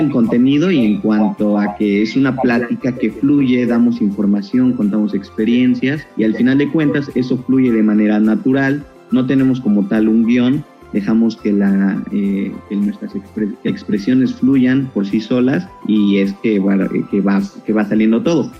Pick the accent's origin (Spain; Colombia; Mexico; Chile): Mexico; Nosotros como mexicanos